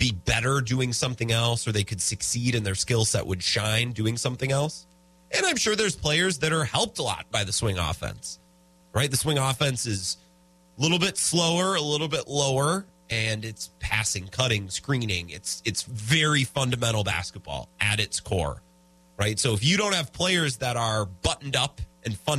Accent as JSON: {"language": "English", "town": "Menomonie", "region": "Wisconsin", "country": "United States", "also_born_or_lived": "Eau Claire, Wisconsin", "said": "I'm from Eau Claire. I'm from that area. I'm from Menominee."}